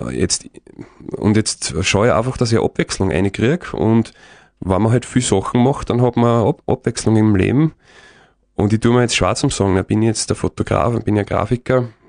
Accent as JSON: {"language": "German", "region": "Lower Austria", "country": "Austria", "said": "Ich bin halt auch, ich komme aus dem Waldviertel, da ist relativ flach"}